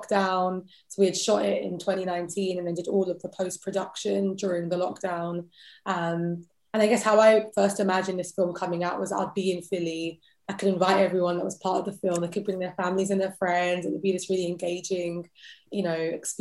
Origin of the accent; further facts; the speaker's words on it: London, United Kingdom; accent: British; I was born and raised in London